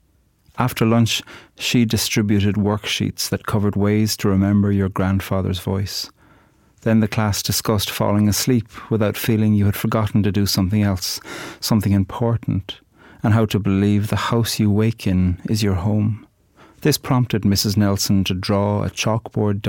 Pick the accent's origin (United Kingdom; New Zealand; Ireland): Ireland; Cork, Munster; I'm from Cork, on the very south of the island